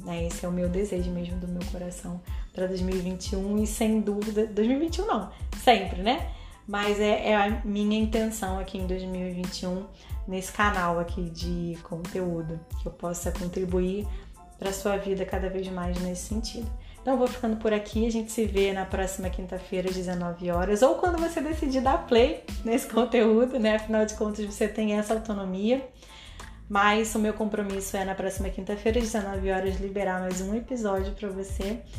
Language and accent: Portuguese; Brazil